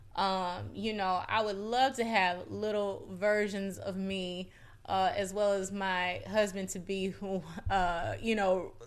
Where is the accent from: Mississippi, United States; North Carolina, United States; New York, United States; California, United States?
Mississippi, United States; moved away; I come from Mississippi. I come from not just the South, but the Deep South